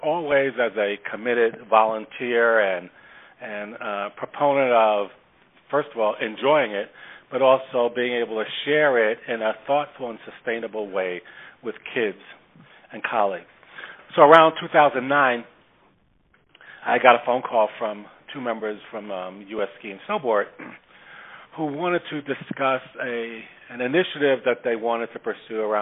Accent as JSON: {"language": "English", "town": "New York City", "region": "New York", "country": "United States", "tie": "born or raised there", "said": "I grew up in the Bronx. Mm-hmm. I grew up in the projects. I'm an asphalt kid."}